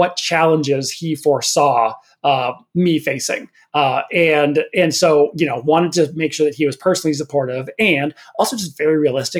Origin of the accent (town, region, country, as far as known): northern Minnesota, United States; born or raised there; moved away